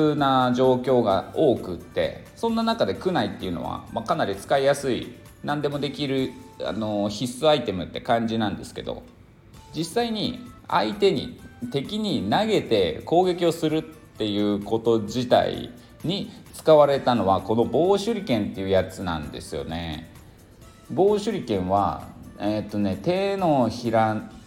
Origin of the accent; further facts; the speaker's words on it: Niigata, Japan; moved away as an adult; now in Cambodia; 新潟出身なんでね冷たいことをね八景って言うんですよ